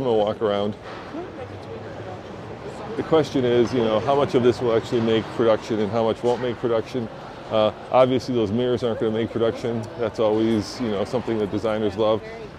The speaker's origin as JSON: {"language": "English", "town": "Chicago", "region": "Illinois", "country": "United States", "tie": "born or raised there", "moved": "yes", "lives_now": "Denver, United States", "said": "I grew up in Chicago"}